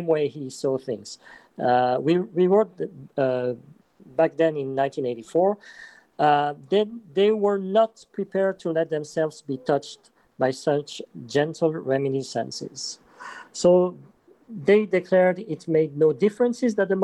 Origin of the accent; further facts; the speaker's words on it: Geneva, Switzerland; I am from Geneva too